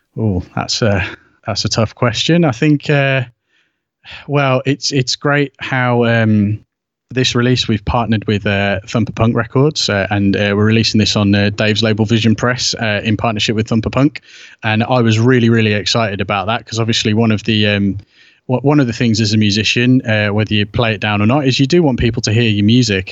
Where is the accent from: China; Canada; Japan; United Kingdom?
United Kingdom; obviously being British